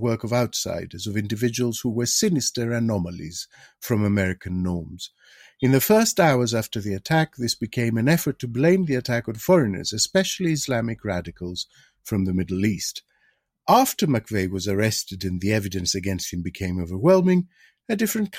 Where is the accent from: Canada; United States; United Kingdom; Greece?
Greece; moved away; in my home country, in Greece